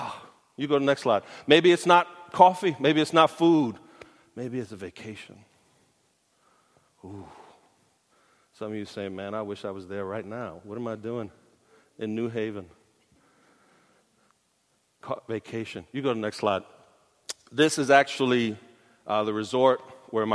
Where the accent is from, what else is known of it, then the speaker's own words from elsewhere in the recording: New York City, New York, United States; I'm from Brooklyn. I grew up near Borough Park